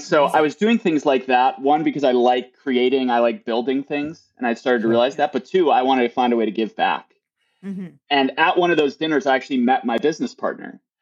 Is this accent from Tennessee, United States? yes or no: no; near Milwaukee, Wisconsin, United States; now in California, United States; I grew up near Milwaukee, which is a large city